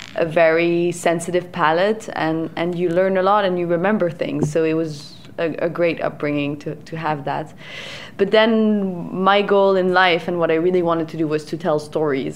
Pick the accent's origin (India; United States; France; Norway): France; also born or lived in Paris / Italy; I grew up in France, um, mostly in the vineyards and in Paris